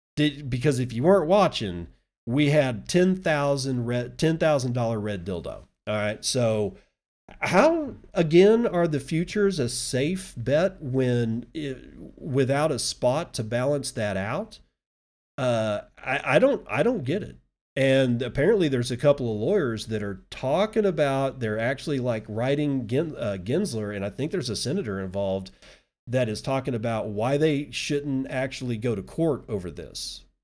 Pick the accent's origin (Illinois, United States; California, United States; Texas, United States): Texas, United States